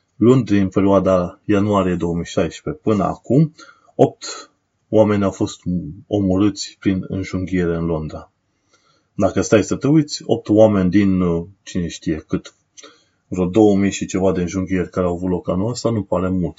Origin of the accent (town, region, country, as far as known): Romania; now in United Kingdom